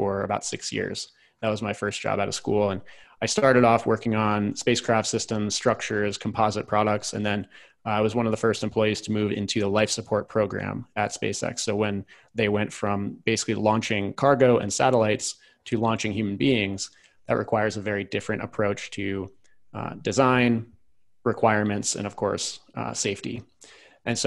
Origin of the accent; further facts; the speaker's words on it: rural Virginia, United States; I grew up in rural Virginia, about an hour south of Washington, D.C.